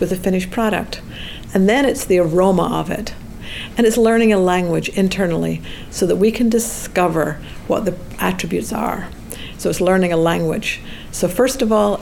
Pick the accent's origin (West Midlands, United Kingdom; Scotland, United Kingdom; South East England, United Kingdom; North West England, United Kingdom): Scotland, United Kingdom; moved away as an adult; also born or lived in Edinburgh, Scotland; now in United States; I grew up in Scotland